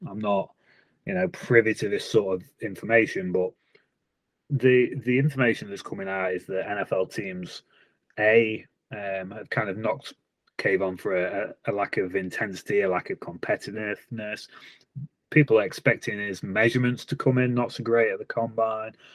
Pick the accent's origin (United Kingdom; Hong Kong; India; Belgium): United Kingdom; England; I'm an English guy